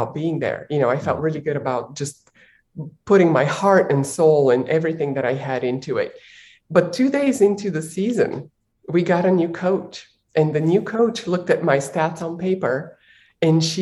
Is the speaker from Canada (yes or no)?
no; Bulgaria; I was born in Bulgaria while it was still a communist country.